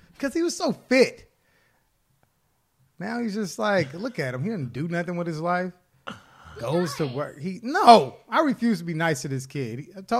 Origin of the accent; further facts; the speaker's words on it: Los Angeles, California, United States; out here in LA, basically in LA, growing up, it was just black, Mexican. That's how I was my whole childhood.